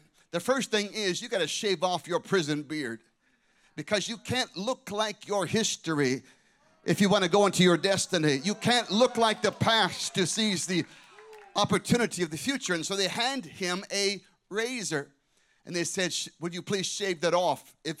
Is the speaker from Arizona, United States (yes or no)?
yes; Scottsdale, Arizona, United States; Scottsdale, Arizona, my hometown